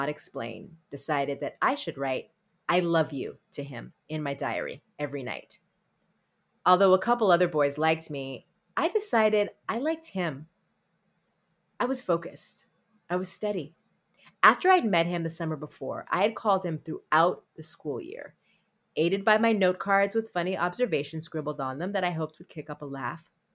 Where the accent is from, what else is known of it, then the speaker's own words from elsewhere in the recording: Berkeley, California, United States; moved away as an adult; now in Brooklyn, United States; I grew up in Berkeley in the 70s and 80s and have now lived in New York longer than I've lived anywhere